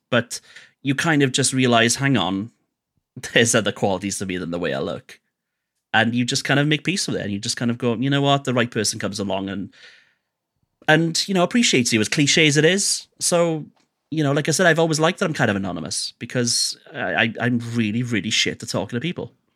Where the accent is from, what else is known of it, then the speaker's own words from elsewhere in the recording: Wales, United Kingdom; I'm Welsh